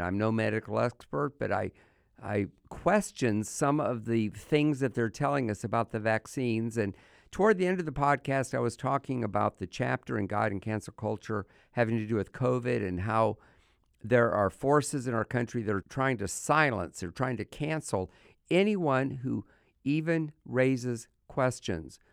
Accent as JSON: {"language": "English", "country": "United States", "said": "as an American"}